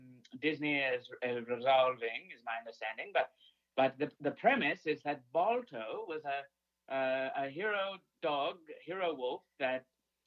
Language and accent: English; Saudi Arabia; I'm from Saudi Arabia.